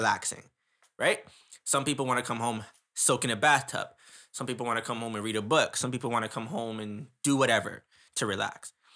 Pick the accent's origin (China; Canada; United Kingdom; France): Canada; Ottawa, Ontario; I grew up in Ottawa